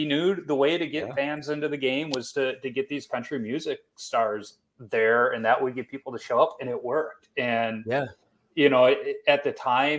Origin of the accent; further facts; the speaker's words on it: Chicago, Illinois, United States; I grew up on the South Side